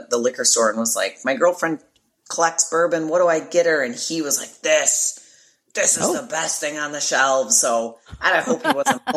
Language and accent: English; Chicago, Illinois, United States; I'm from Chicago.